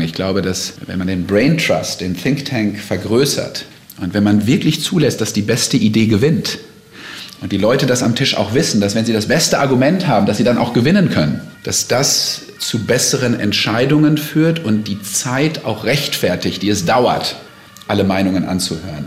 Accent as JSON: {"language": "German", "region": "North Rhine-Westphalia", "country": "Germany", "moved": "as an adult", "lives_now": "United States", "said": "ich komme ja aus Westfalen"}